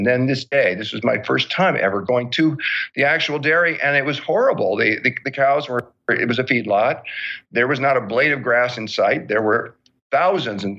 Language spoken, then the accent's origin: English; Southern California, United States; I grew up in Southern California